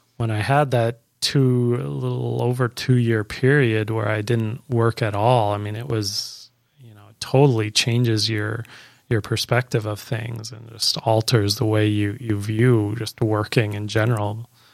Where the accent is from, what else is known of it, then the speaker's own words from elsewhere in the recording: Canada; moved away as an adult; now in Florida, United States; I'm originally from Canada